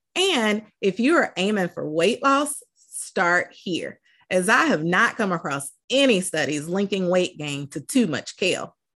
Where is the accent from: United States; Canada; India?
United States; the South; I'm from the South